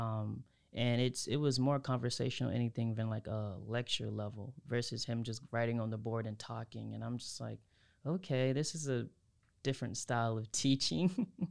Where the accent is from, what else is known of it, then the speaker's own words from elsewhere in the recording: Havelock, North Carolina, United States; I'm from Havelock